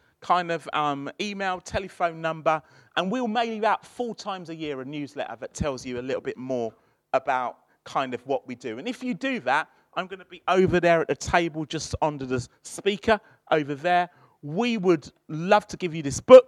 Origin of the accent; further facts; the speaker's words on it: London, United Kingdom; moved away as an adult; now in Birmingham, United Kingdom; I'm from South London